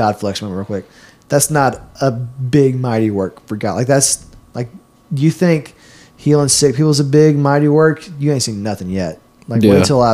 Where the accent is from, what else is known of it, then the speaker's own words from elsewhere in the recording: Clinton, Mississippi, United States; also born or lived in Starkville; back in my hometown, Clinton